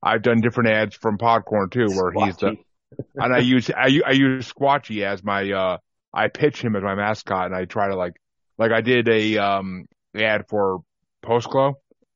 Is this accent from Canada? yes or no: no; Kingston, New York, United States; now in Cincinnati, United States; I grew up in New York, in Kingston, New York